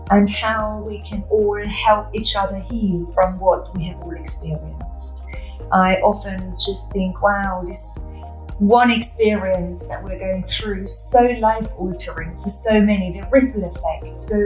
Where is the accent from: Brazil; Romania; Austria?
Austria; I know. Growing up in Austria, I could knock back a schnapps.